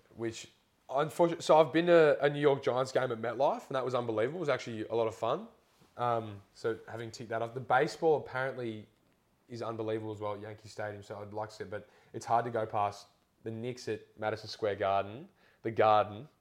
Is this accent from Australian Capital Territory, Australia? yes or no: yes; Canberra, Australian Capital Territory, Australia; moved away; It's nice to be home. Like it's, it's nice that sort of being a part of the academy, or even just like growing up in Canberra